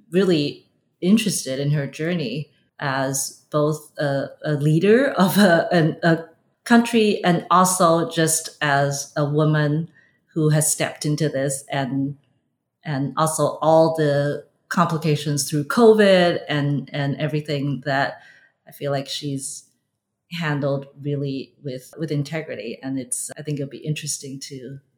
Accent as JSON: {"language": "English", "town": "Vancouver", "region": "British Columbia", "country": "Canada", "tie": "born or raised there", "said": "I grew up in Vancouver."}